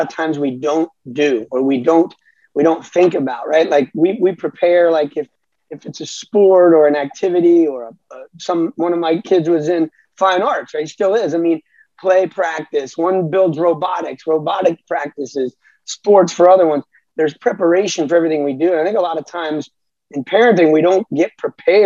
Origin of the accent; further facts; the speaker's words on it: South Florida, United States; also born or lived in Alabama; I grew up in South Florida